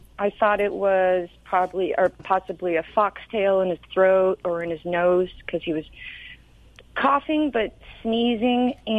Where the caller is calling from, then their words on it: Santa Margarita, California, United States; Santa Margarita.